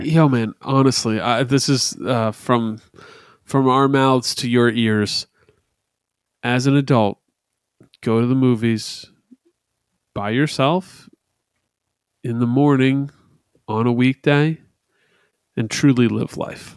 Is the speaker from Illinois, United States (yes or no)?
no; New Jersey, United States; we're from New Jersey